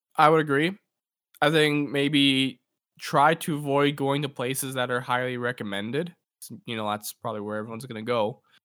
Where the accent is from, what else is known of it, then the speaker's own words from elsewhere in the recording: Edmonton, Alberta, Canada; w-, we're, we're from Edmonton